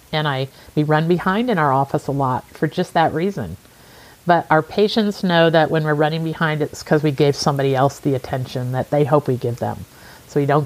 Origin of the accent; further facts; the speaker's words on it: Midwest, United States; Growing up in the Midwest of, uh, in in the United States is just part of the culture you you truly know others.